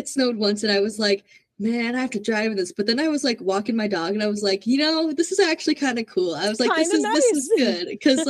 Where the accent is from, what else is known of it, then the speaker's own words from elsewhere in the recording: Minnesota, United States; So I'm from Minnesota and we are known for getting a lot of snow